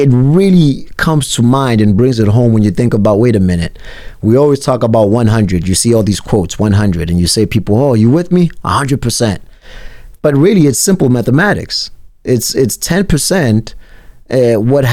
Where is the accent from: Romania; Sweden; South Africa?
South Africa; now in United States; I grew up in South Africa where if there was cheese, it would have to be split up sometimes